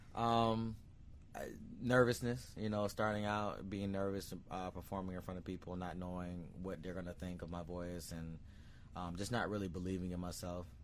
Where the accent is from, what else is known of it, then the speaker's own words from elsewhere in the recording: Sarasota, Florida, United States; I was born in Sarasota, Florida.